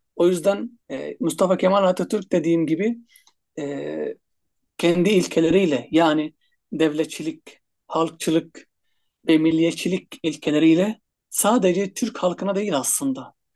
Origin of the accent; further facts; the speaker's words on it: Egypt; first language Arabic; Turkish is a second language; moved away as an adult; now in Turkey; kendi ana dilim Arapça olduğu için